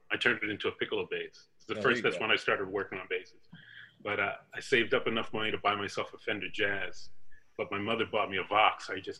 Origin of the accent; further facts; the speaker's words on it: New York City, New York, United States; moved away as an adult; now in Los Angeles, United States; I was born in Harlem, then I lived in East Elmhurst.